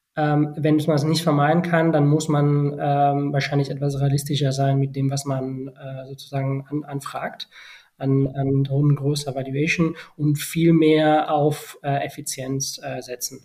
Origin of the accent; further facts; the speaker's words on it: Barcelona, Catalonia, Spain; German is a second language; moved away as an adult; also born or lived in Bonn, Germany / China; von äh, Barcelona, meiner Heimatstadt, nach Deutschland zu ziehen